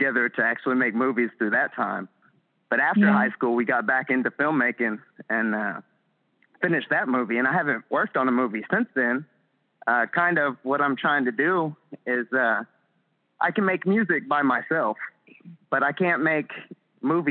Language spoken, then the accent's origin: English; Huntsville, Texas, United States; back in my hometown. Yeah, back in Huntsville, Texas.